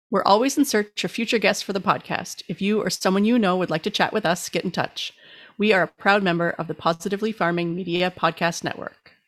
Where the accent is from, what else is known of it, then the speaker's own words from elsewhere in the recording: Canada; I'm Canadian